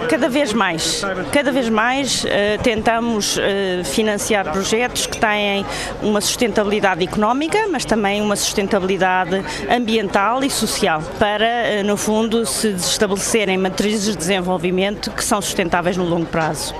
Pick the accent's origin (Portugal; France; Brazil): Portugal; sou portuguesa